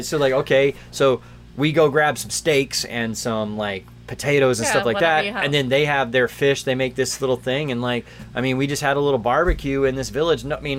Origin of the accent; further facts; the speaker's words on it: United States; moved away; I loved growing up in the Long Island Sound.